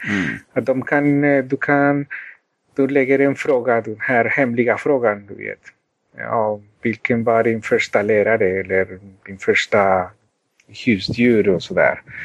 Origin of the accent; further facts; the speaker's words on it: Colombia; Swedish is a second language; also born or lived in Sweden; now in United States; sedan jag föddes i Colombia